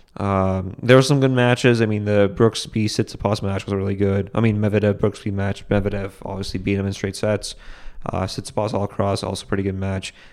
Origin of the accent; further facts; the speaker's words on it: Boston, Massachusetts, United States; which is a theater in Boston, my hometown